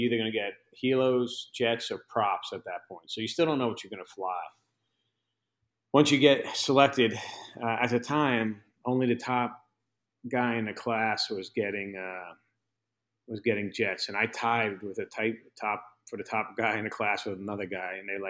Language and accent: English; New York, United States; I came from New York, so I had no idea what kind of expect, you know?